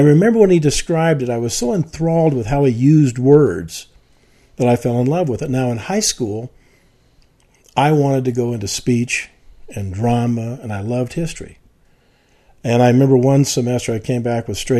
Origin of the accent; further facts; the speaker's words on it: the South, United States; I came from the South.